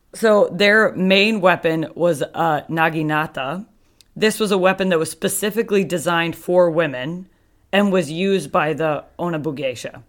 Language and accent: English; United States; We're just two American girls.